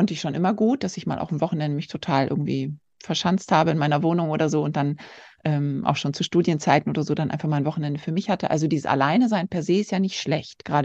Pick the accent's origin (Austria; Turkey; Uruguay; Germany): Turkey; now in Brazil; habe meine Kindheit schon in der Türkei verbracht, weil mein Vater dort gearbeitet hat. Und ja, und so hat es mich nach Brasilien verschlagen.